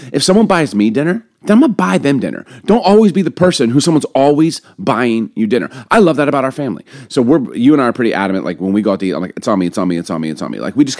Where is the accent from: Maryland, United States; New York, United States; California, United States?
Maryland, United States; Baltimore; also born or lived in Chicago; I don't know if it's because I grew up in Baltimore, in Chicago.